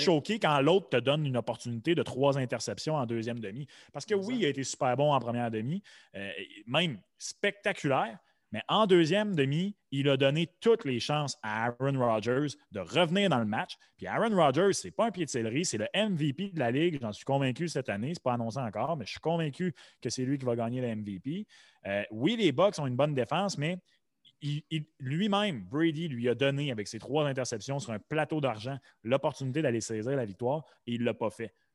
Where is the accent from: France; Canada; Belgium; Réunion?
Canada; Quebec; nous autres, tu sais en tant qu'hommes blancs, québécois